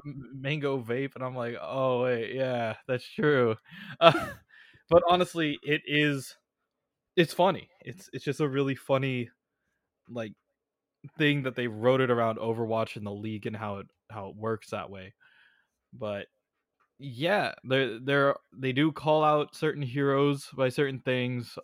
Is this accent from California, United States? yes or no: yes; Bay Area, California, United States; I grew up in the Bay Area.